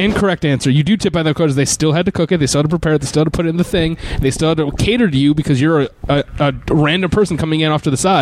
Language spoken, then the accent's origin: English; Troy, New York, United States; I grew up in Troy, New York